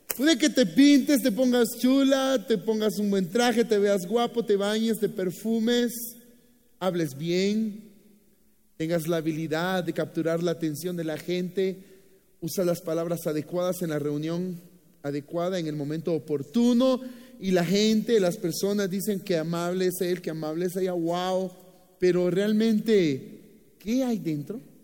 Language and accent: Spanish; Boaco, Nicaragua; now in Guatemala; Así que nosotros nacimos en Buaco, que es uno de los departamentos de Nicaragua